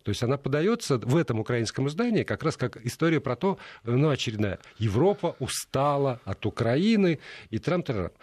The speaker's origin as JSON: {"language": "Russian", "region": "Moscow", "country": "Russia", "said": "Я говорю, «Из Москвы»"}